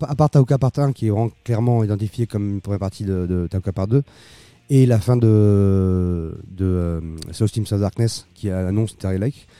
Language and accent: French; Bolivia; moved away; j'ai grandi en Bolivie